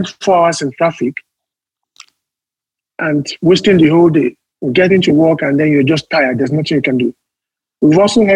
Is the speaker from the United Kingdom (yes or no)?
no; Nigeria; we face as Nigerian workers.